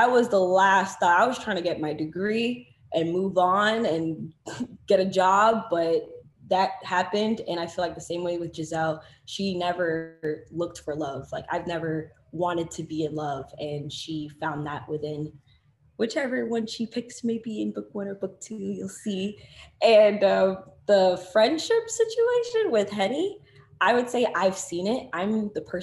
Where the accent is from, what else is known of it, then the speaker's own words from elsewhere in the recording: Florida, United States; I'm a girl from Florida